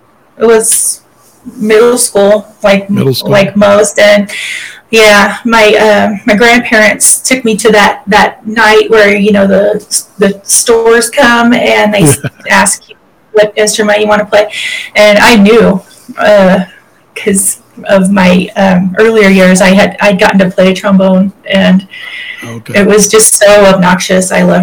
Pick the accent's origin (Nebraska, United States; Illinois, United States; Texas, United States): Texas, United States; Kind of grew up a lot of places, but kept returning back to East Texas a lot. Started school there, and I finished high school there.